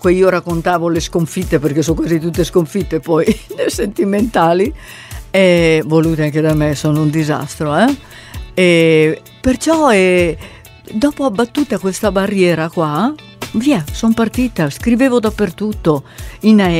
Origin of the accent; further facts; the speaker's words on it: Italy; Cioè l'italiano è comunque la mia lingua, perciò ho scoperto questo mondo.